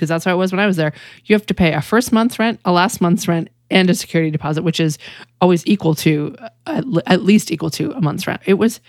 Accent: Western Massachusetts, United States; moved away as an adult; now in Texas, United States; I grew up in Western Massachusetts. The state is only this big, you know. And I was 80 miles from Boston

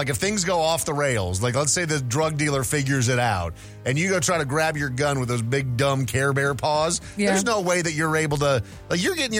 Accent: Minnesota, United States; I grew up in Minnesota

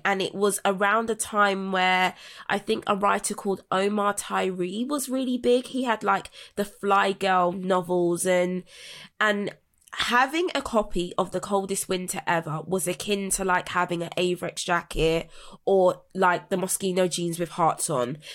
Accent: London, United Kingdom; I was raised in South London in Brixton

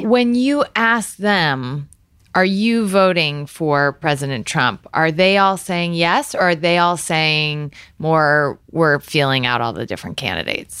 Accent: Galesburg, Illinois, United States; moved away as an adult; also born or lived in Iowa / Washington, D.C.; I grew up in Galesburg, Illinois

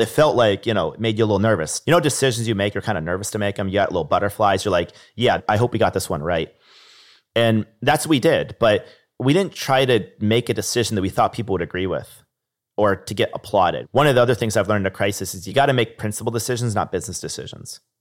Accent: Niskayuna, New York, United States; I remember growing up in Niskind in New York

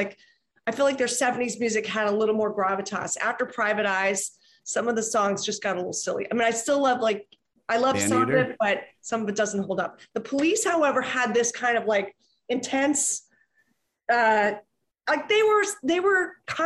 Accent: Philadelphia, Pennsylvania, United States; I'm from Philly

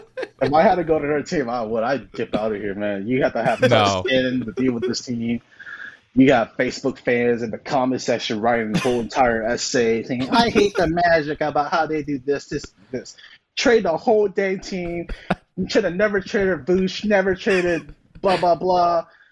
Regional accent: St. Louis, Missouri, United States; Like, I'm from St. Louis.

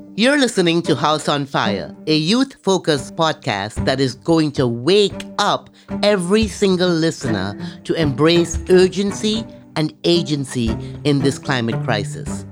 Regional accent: Miami, Florida, United States; also born or lived in Trinidad; Miami, my hometown

